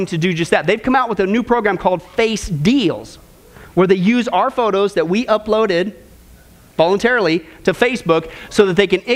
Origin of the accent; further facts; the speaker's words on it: Kansas, United States; some place I grew up in Kansas with a population of 25